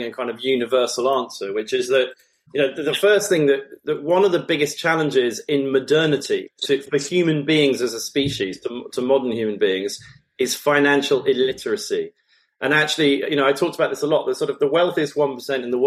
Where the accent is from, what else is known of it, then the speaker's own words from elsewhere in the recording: United Kingdom; as British nationals